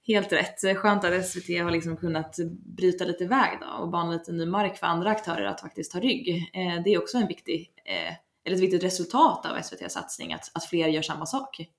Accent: Leksand, Dalarna County, Sweden; jag kommer från Leksand

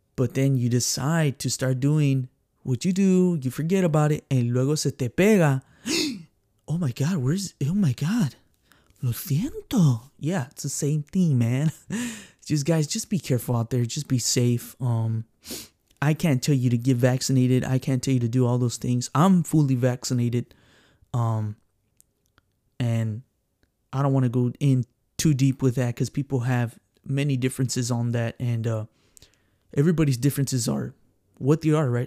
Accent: San Antonio, Texas, United States; born and raised here in San Antonio, Texas

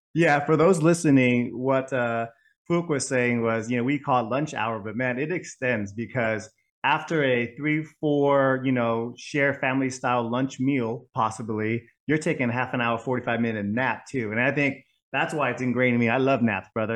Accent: Bay Area, California, United States; also born or lived in Vietnam; five years of Vietnamese school growing up in the Bay Area

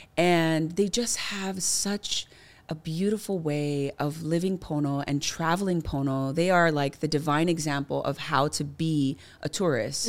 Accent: Kailua, Hawaii, United States; my environment growing up in Kailua specifically really played a huge foundational role

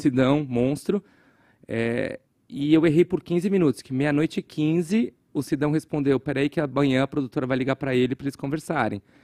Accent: Guarulhos, São Paulo, Brazil; eu cresci em Guarulhos, é, que eu sempre chamei de Gotham City sem o Batman

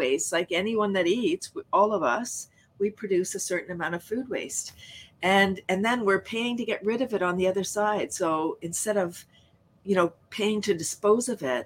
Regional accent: Toronto, Ontario, Canada; I grew up in Toronto, largest city in Canada

